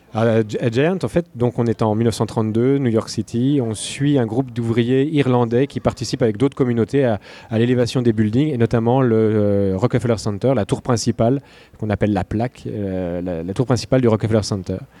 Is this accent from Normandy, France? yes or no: no; Burgundy, Bourgogne-Franche-Comté, France; moved away as an adult; also born or lived in Antilles; now in Quebec, Canada; Je suis né en Bourgogne. Là, où on fait du bon vin